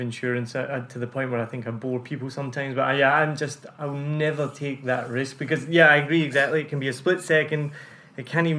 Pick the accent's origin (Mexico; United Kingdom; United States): United Kingdom; moved away; And I was like, but I'm a citizen. They're like, no, you're not a resident.